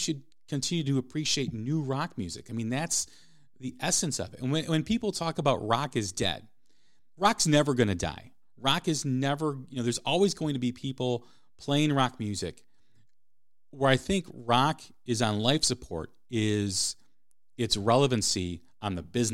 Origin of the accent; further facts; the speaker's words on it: Chicago, Illinois, United States; the market that I grew up in Chicago